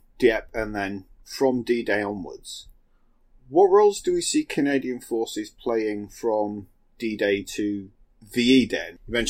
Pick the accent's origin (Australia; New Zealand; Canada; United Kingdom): United Kingdom; And I'm British